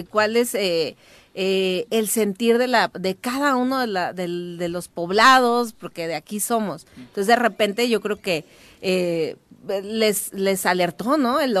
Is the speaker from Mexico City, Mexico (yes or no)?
no; Morelos, Mexico; cualquiera de nosotros que somos de Morelos